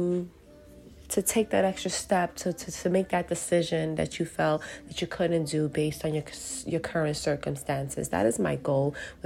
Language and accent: English; New York City, New York, United States; I'm born and raised in Brooklyn. Yes, I did move around from time to time, but I am back in Brooklyn, and and I'm Puerto Rican, so New Yorican